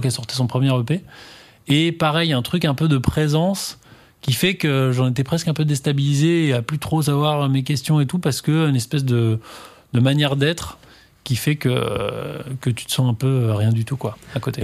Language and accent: French; Normandy, France; j'ai grandi en Normandie